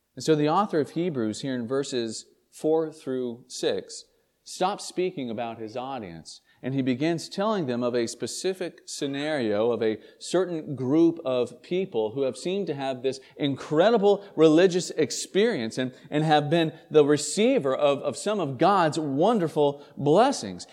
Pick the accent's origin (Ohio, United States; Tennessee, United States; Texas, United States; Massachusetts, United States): Tennessee, United States; East; now in St. Albans, Vermont, United States; I grew up in Tennessee, in, in East Tennessee